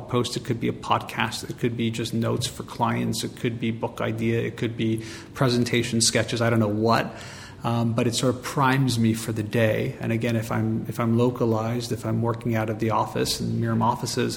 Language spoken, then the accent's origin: English; Montreal, Quebec, Canada; I'm born and raised in Montreal